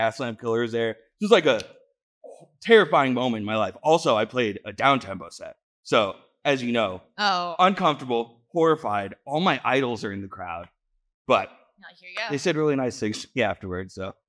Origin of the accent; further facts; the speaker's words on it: New England, United States; I'm from New England. I enjoy it, but no one wants to get stuck in Maine, you know?